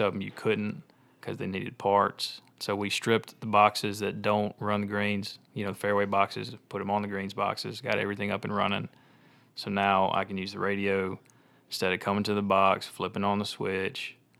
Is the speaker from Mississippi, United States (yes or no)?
yes; Olive Branch, Mississippi, United States; I grew up in Olive Branch